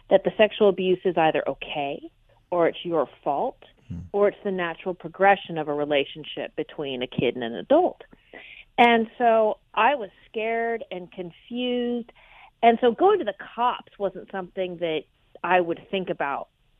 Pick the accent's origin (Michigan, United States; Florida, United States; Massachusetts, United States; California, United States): California, United States; Orange County; I am a California native, born and raised in Orange County